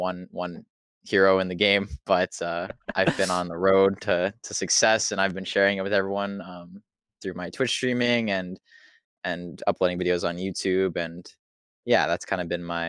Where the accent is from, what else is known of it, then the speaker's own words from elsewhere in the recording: Ontario, Canada; I'm 23 from Ontario, Canada, I guess.